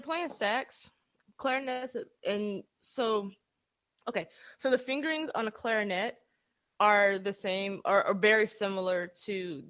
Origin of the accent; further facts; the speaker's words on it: Atlanta, Georgia, United States; And so, because I'm from Atlanta, ordinarily, that's where I spent most of my, you know, my younger years.